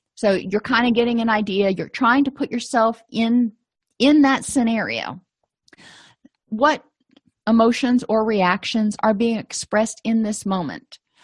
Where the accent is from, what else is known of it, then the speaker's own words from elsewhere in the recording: the South, United States; I'm from the South, so I can say y'all